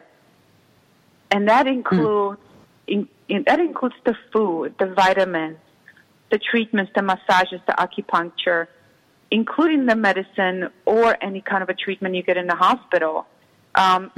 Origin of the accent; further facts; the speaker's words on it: Czechia; English is a second language; moved away as an adult; now in United States; I was raised in the former Czechoslovakia that eventually split out and ended up being Czech Republic and Slovakia. So I was born in the Czech part.